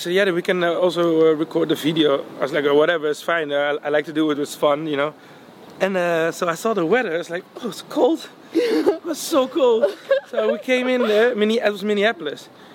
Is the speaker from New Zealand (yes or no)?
no; Netherlands; I was from Holland